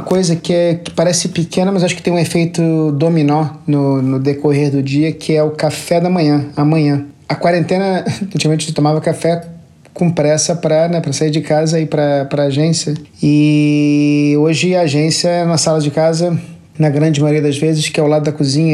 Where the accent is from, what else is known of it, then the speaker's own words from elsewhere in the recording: Rio de Janeiro, Brazil; also born or lived in Lisbon, Portugal / São Paulo / Singapore; now in Tokyo, Japan; eu sou natural do Rio de Janeiro e cresci na Barra da Tijuca